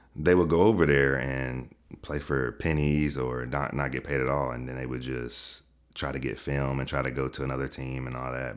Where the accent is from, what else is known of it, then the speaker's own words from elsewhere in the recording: Chattanooga, Tennessee, United States; now in Atlanta, United States; I'm from Chattanooga, Tennessee